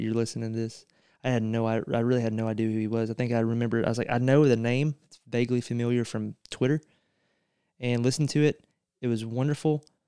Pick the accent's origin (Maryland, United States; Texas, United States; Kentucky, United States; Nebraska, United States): Kentucky, United States; central Eastern; my hometown